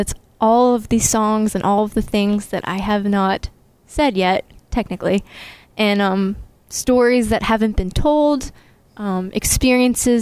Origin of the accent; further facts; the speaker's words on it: Lynnfield, Massachusetts, United States; I am from Lynnfield, Massachusetts. So it's a little small town in the North Shore